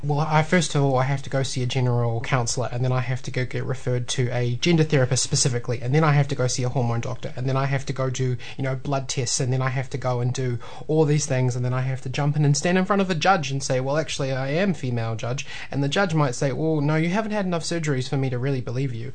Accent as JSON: {"language": "English", "town": "Tauranga", "region": "Bay of Plenty", "country": "New Zealand", "tie": "born or raised there", "moved": "yes", "lives_now": "Waikato, New Zealand", "said": "I grew up in Tauranga, but I've been in the Waikato for oh man, like 14 years now"}